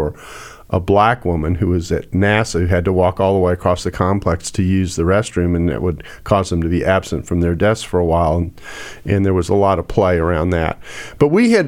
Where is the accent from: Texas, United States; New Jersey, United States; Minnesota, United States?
Texas, United States; I grew up in Texas, but I went to a private school that was not very desegregated.